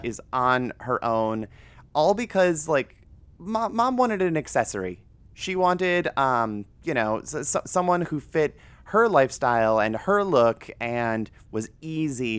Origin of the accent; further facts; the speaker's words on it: Northern Ohio, United States; moved away; this is like a forty-five minute drive from my hometown. So, it's, it's just Northern Ohio doing Northern Ohio things